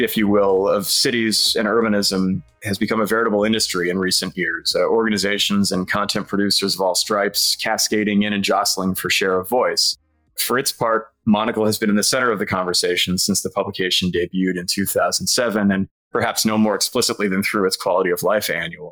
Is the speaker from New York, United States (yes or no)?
yes; New York City, New York, United States; New York City, which of course is my hometown